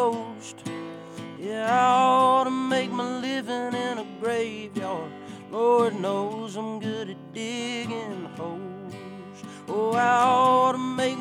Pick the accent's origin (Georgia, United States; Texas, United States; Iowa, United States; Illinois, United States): Georgia, United States; Richland; Richland, Georgia, where all the Cobbs are from, where I'm from